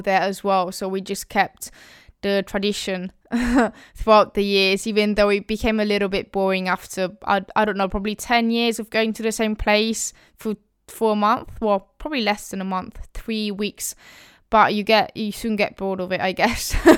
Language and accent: English; Molise, Italy; I'm from Molise